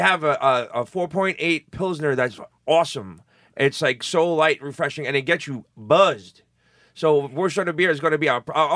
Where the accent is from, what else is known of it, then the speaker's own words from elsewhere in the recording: New York City, New York, United States; I'm from Canarsie